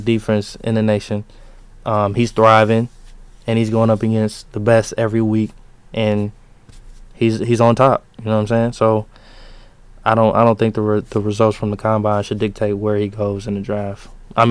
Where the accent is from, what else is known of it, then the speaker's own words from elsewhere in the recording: Georgia, United States; now in Michigan, United States; I'm from Georgia.